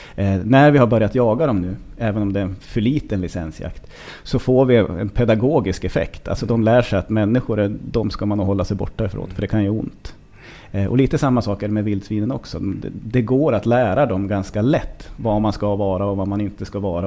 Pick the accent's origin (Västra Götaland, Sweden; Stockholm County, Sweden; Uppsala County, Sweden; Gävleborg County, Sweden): Gävleborg County, Sweden; Hälsingland; jag växte upp i Hälsingland